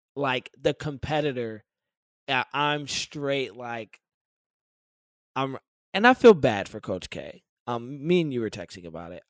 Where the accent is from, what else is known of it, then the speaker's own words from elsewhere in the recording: Detroit, Michigan, United States; I grew up in Detroit.